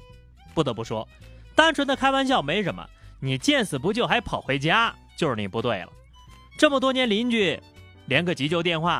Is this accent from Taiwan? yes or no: no; Shanghai, China; 阿拉上海人啊